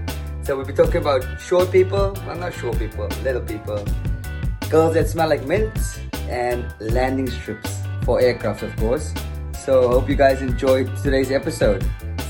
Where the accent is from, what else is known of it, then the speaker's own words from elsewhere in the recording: South Africa; I'm from South Africa.